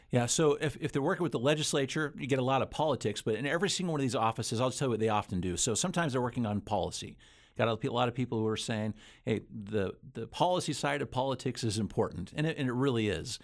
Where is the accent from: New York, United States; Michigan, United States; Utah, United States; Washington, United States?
Utah, United States; also born or lived in Idaho; I'm, I'm from Utah primarily. Utah and Idaho are the two places where I've, where I've grown up